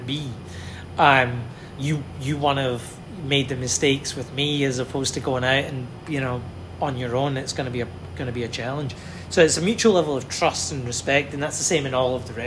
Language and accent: English; Glasgow, Scotland, United Kingdom; moved away; my hometown, Glasgow